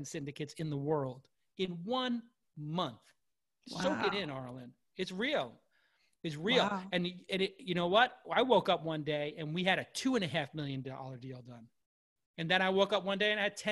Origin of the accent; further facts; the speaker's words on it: New York City, New York, United States; I'm from Brooklyn